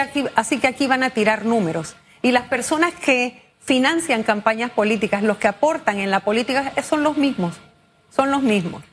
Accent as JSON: {"language": "Spanish", "country": "Panama", "said": "Como panameños"}